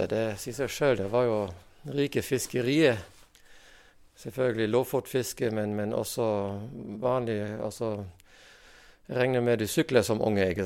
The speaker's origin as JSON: {"language": "Norwegian", "country": "Germany", "moved": "yes", "lives_now": "Rognan, Norway", "said": "Og jeg kom jo hit fra Tyskland og har hørt om en båtbyggerskole som var på Rognan."}